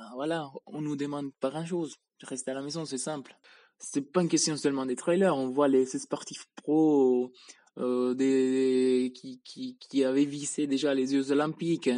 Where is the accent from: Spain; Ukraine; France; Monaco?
Spain; now in Switzerland; je viens d'Espagne, mais J'habite en Suisse